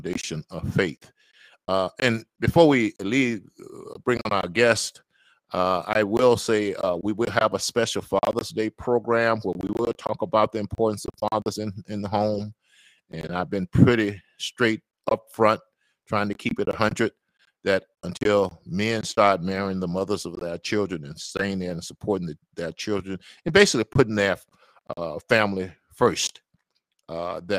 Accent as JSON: {"language": "English", "region": "Mississippi", "country": "United States", "accent": "Mississippi", "said": "Mississippi background, Mississippi accent"}